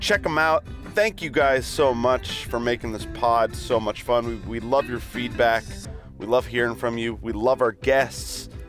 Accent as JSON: {"language": "English", "country": "Australia", "said": "Mate, you got my home country, mate."}